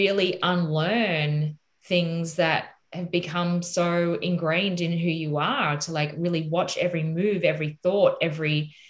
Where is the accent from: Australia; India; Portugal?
Australia; I am Australian